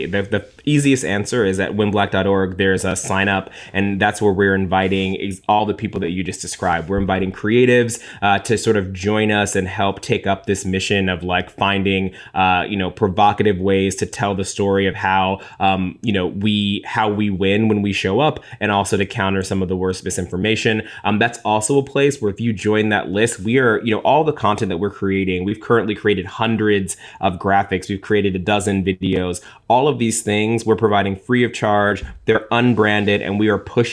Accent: Cincinnati, Ohio, United States; I'm from Ohio. Actually, Ashley and I are both from Cincinnati, Ohio.

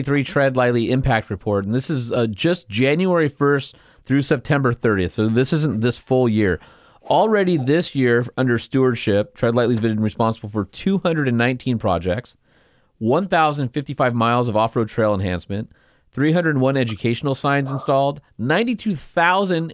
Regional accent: Southern California, United States; when I was a kid growing up in Southern California

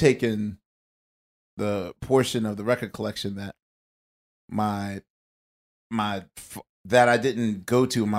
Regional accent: Philadelphia, Pennsylvania, United States; I'm from Philly.

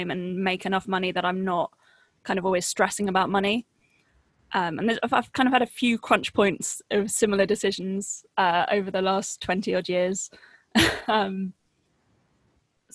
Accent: Henfield, South East England, United Kingdom; also born or lived in Brighton; I mostly grew up in a village that's about 20 minutes drive north of Brighton. Mm-hmm. Yeah, called Henfield

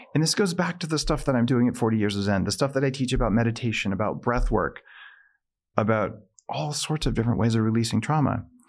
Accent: New Mexico, United States; I, I grew up in New Mexico

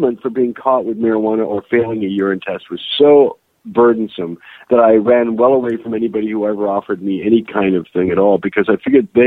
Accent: Canada; I spent an extra 2 months at a deportation center because I'm Canadian

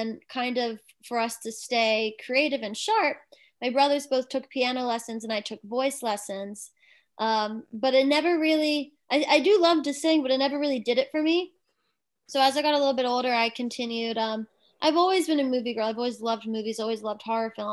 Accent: New Jersey, United States; moved away as an adult; also born or lived in California; now in Los Angeles, United States; I'm a Jersey girl

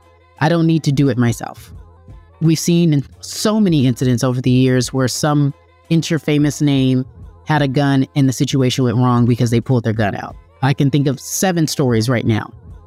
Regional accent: Baltimore, Maryland, United States; I grew up in Baltimore, and you know, I fought a lot in high school because I stay on ready, and I got a GED.

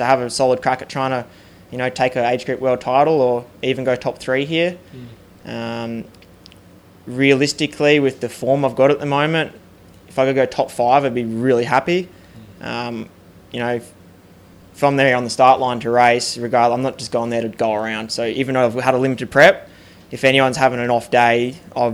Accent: Australia; being Australian

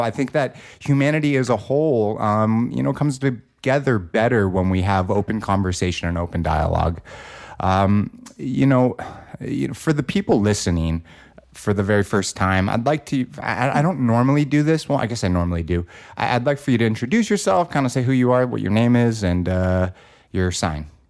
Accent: Los Angeles, California, United States; growing up in Los Angeles, California

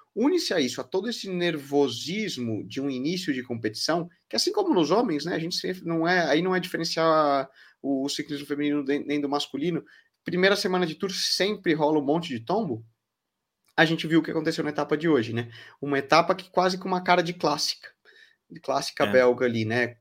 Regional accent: Brazil; now in Valencia, Spain; como brasileiro

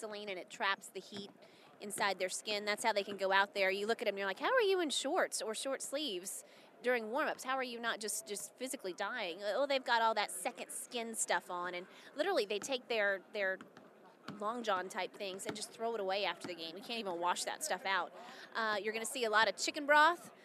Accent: New Orleans, Louisiana, United States; I grew up in the Superdome and cheered at LSU Saturday night in Death Valley

